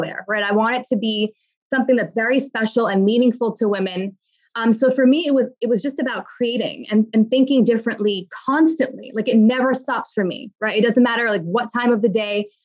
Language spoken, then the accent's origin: English; New York, United States; I'm a daughter of immigrants, and I was born and raised in New York